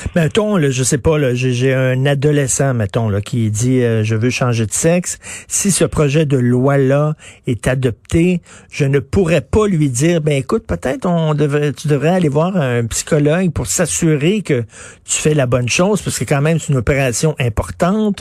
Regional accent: Quebec, Canada; qui vit ici, chez nous, au Québec

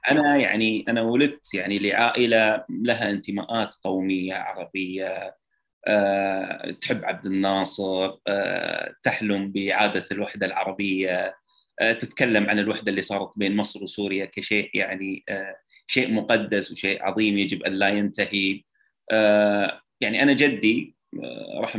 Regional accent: Kuwait; من من الكويت

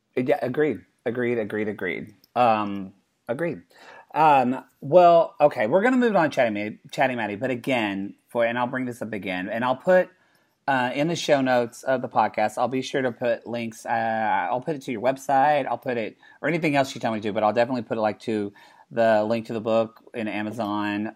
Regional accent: Oklahoma, United States; moved away; I'm from Oklahoma

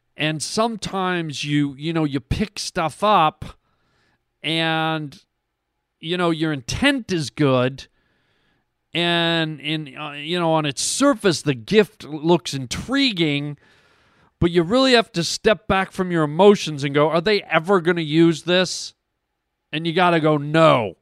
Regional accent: Canada; now in United States; I'm an American citizen, but I'm also a Canadian citizen, born and raised in Canada

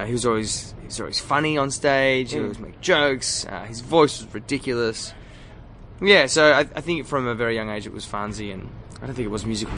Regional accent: Glen Waverley, Victoria, Australia; Glen Waverley, so right. Not too far from here.

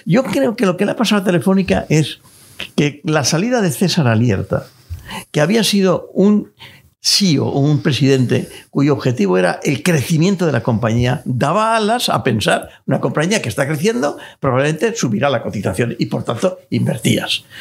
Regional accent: Spain; los pequeños ahorradores que somos todos los españoles

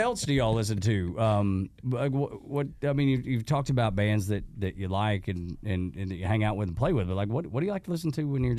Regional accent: Dalton, Georgia, United States; I grew up in Dalton, so we had Chattanooga real close, right?

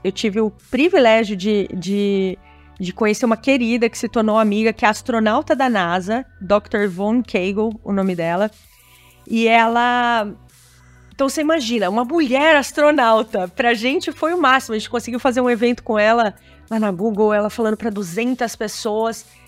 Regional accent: Brazil; also born or lived in Silicon Valley; como brasileiros

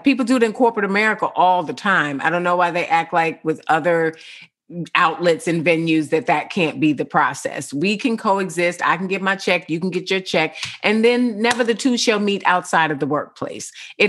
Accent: White Plains, New York, United States; No, I'm from Bryant Crescent, which is the other side of town.

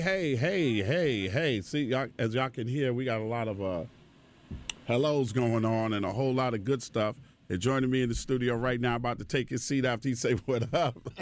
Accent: New York City, New York, United States; also born or lived in Brooklyn; I'm from Queens, right? Born in Brooklyn, raised in Queens.

